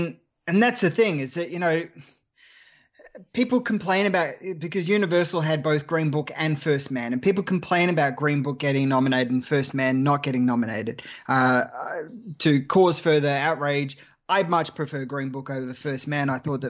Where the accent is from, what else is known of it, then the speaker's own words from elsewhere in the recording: Australia; accent: Australian; I'm Australian.